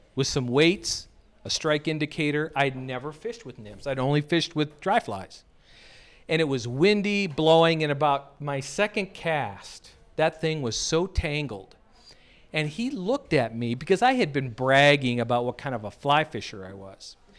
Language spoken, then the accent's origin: English; United States; moved away; also born or lived in North Dakota / South Dakota; I grew up in North and South Dakota